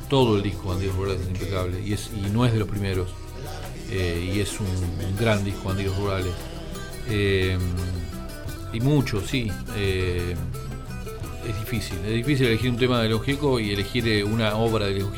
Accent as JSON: {"language": "Spanish", "country": "Argentina", "said": "A Inglaterra mi vieja y yo, siendo argentinos, no pudimos ir, y mi viejo con el pasaporte italiano"}